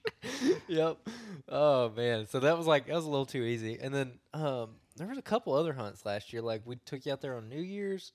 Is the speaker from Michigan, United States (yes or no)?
no; Cahaba River, Alabama, United States; I grew up on the Cahaba also